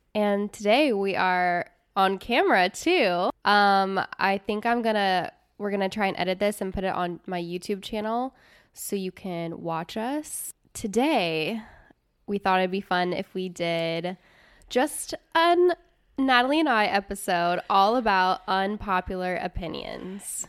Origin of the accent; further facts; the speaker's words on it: Midwest, United States; I grew up in the Midwest